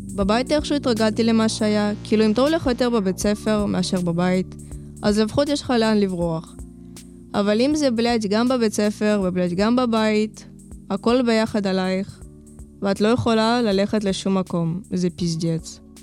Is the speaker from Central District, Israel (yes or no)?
yes; Lod, Central District, Israel; also born or lived in Ukraine; באתי מאוקראינה, נולדתי שם, בגיל חמיש עליתי לארץ. הסתובבנו פה ובסוף נתקענו בלוד